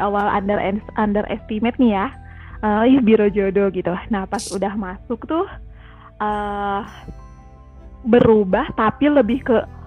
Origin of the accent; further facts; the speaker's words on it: Ciamis, West Java, Indonesia; moved away as an adult; now in Bandung, Indonesia; aku aslinya dari Ciamis, jadi bukan orang mm. Bandung asli.